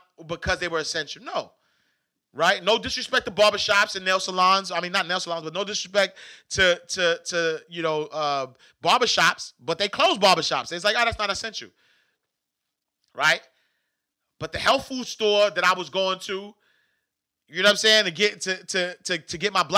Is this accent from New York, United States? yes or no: yes; New York City, New York, United States; now in Atlanta, United States; the project that I grew up in New York was 15 acres